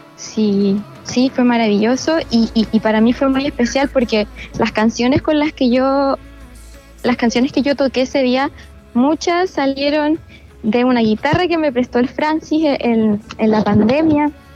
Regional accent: La Unión, Los Ríos, Chile; also born or lived in Valdivia; Mira, yo nací en Valdivia, pero crecí en La Unión.

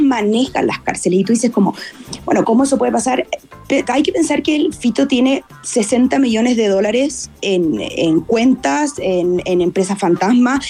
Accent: Chile; moved away as an adult; now in Quito, Ecuador; nosotros como chilenos

